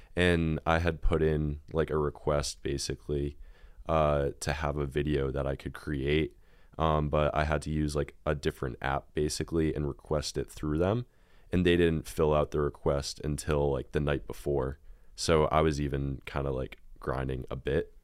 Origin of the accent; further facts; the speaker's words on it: near Boston, Massachusetts, United States; I am from Massachusetts, very, very close to Boston